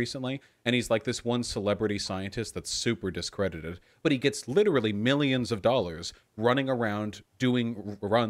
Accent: United States; I'm American

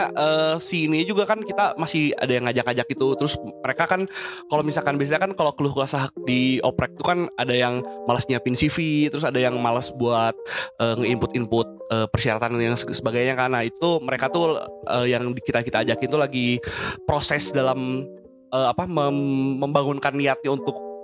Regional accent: Bandung, West Java, Indonesia; Uh, kebetulan gue orang asli Bandung.

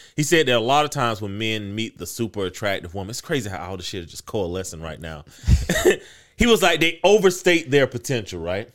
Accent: United States

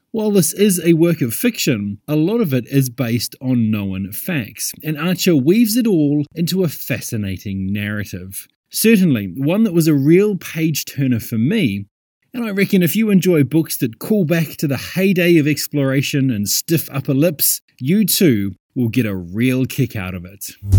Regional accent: New Zealand; Growing up in New Zealand

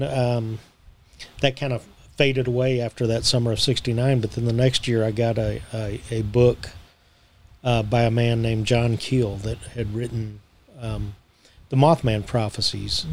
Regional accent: Dallas-Fort Worth area, Texas, United States; I grew up here in the Dallas-Fort Worth area

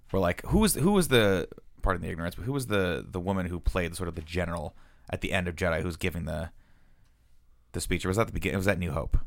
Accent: United States; being American

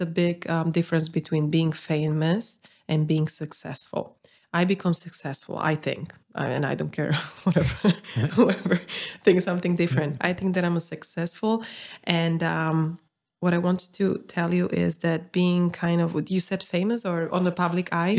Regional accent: Bratislava, Bratislava Region, Slovakia; I'm from Bratislava

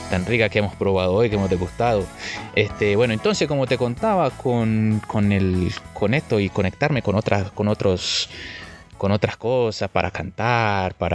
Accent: Buenos Aires, Argentina; Una vez estuve, una vez estuve allá en Buenos Aires, de donde vengo.

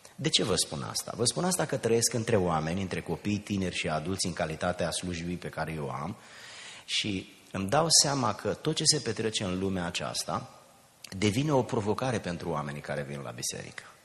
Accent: a village near Giurgiu, Muntenia, Giurgiu County, Romania; now in United States; din satul meu, un sat de lângă Giurgiu, sub București, pe malul Dunării, undeva în Muntenia

